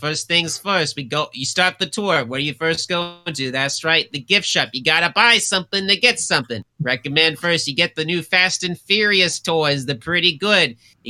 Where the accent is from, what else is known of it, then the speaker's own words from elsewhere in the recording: Maine, United States; No, I'm from Maine. Funnily enough, yep, I know it, and my voice don't sound like that, but I was born and raised there, picking up lobsters every day.